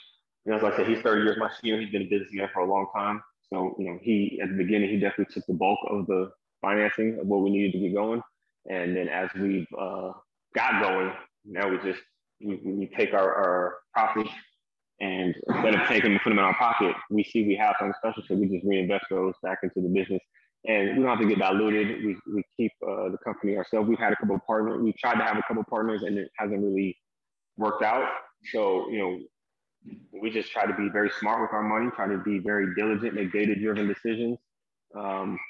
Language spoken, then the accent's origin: English; Las Vegas, Nevada, United States; So I'm from Las Vegas